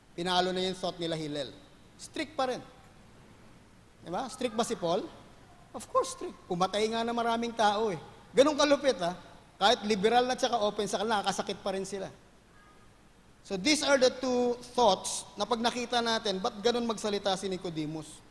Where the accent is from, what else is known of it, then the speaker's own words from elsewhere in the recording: Manila, Metro Manila, Philippines; I grew up in Manila.